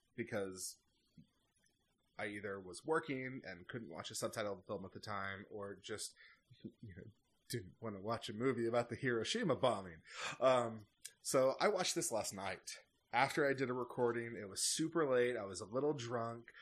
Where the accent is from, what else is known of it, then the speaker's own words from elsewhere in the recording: United States; as an American